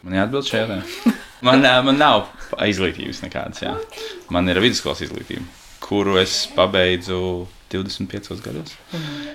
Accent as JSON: {"language": "Latvian", "region": "Riga", "country": "Latvia", "tie": "born or raised there", "said": "Es purciemā esmu audis, jā. Es arī rīdzinieks esmu"}